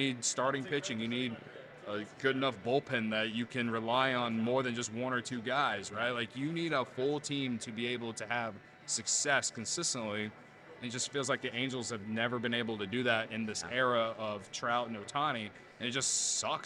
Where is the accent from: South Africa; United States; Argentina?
United States; I'm American